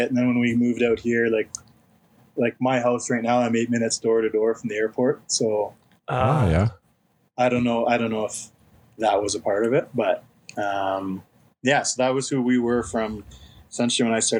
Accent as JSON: {"language": "English", "town": "Leduc", "region": "Alberta", "country": "Canada", "tie": "born or raised there", "also_born_or_lived": "Edmonton, Alberta / Conquest, Saskatchewan", "said": "so I was born in Edmonton, then we moved out to Conquest, Saskatchewan. For about 6 years, and so dad just played in Conquest and had to hang around the diamond, do some coach pitch out there. And then when we came back out to Leduc"}